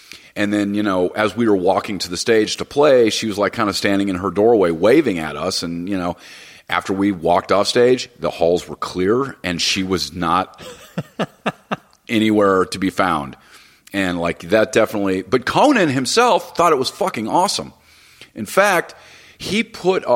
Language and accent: English; Los Angeles, California, United States; I grew up in Hollywood